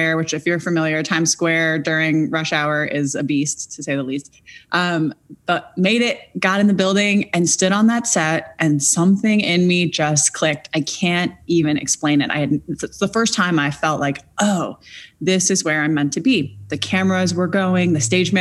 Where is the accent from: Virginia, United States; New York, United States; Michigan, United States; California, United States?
New York, United States; New York City; I grew up in New York City